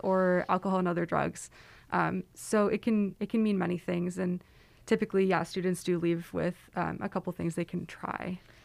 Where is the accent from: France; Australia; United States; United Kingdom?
United States; Silicon Valley, California; moved away; I am from Silicon Valley